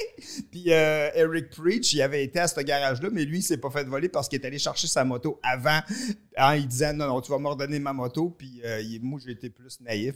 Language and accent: French; Victoriaville, Quebec, Canada; also born or lived in Warwick / Montreal; on vient de Victoriaville, moi, puis Michel